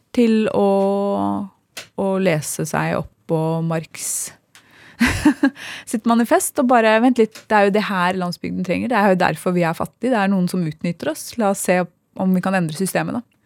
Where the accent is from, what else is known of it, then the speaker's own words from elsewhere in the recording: Sande, Vestfold, Norway; vi vokste opp i Sande